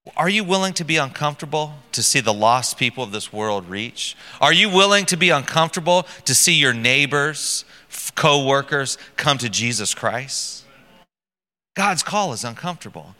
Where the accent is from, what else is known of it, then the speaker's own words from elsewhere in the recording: United States; moved away; I'm American